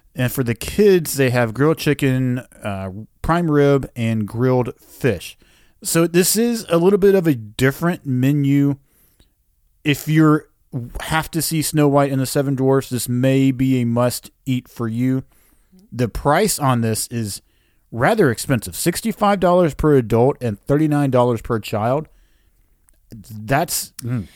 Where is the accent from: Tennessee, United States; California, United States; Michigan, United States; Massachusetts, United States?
Tennessee, United States; we come from Tennessee